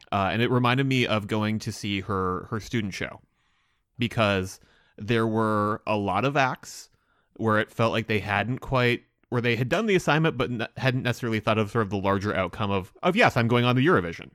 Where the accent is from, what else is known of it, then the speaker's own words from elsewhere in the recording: United States; watching as an American.